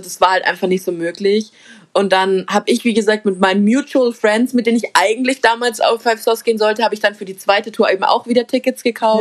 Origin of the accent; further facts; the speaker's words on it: Munich, Bavaria, Germany; bei uns in München